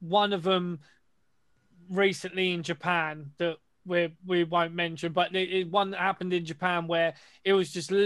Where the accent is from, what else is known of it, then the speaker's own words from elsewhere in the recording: United Kingdom; we're British